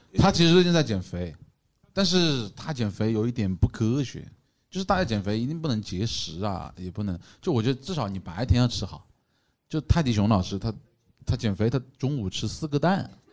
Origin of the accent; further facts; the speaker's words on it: Changsha, Hunan, China; 我们长沙人哪里能吹这牛